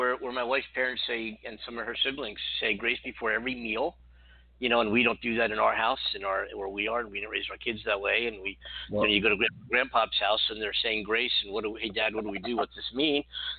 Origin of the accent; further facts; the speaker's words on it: Philadelphia, Pennsylvania, United States; because I'm from Philadelphia and none of the Sixers are in the playoffs